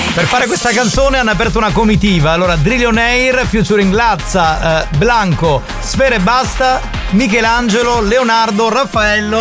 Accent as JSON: {"language": "Italian", "region": "Sicily", "country": "Italy"}